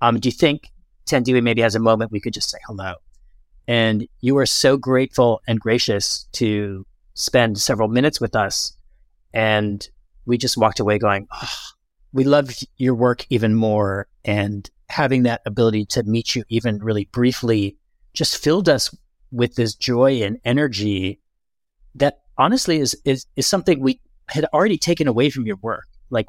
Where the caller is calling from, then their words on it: Lisbon, Portugal; I'm dialing in from Lisbon, but not complaining about it.